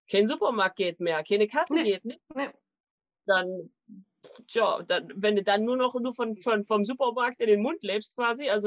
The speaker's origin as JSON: {"language": "German", "region": "East Germany", "country": "Germany", "tie": "born or raised there", "said": "Also ich bin in der DDR aufgewachsen und da gab es ja auch nicht immer alles."}